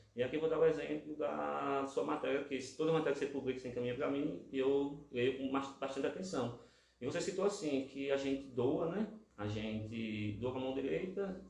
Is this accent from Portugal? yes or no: no; Lagarto, Sergipe, Brazil; eu sou daqui do centro, aqui da Cidade Nova